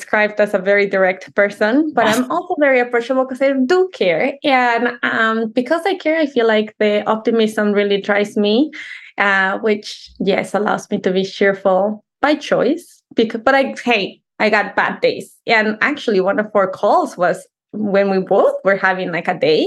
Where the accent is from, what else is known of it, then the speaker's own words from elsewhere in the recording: Mexico City, Mexico; English is a second language; moved away; I was definitely born and raised in Mexico City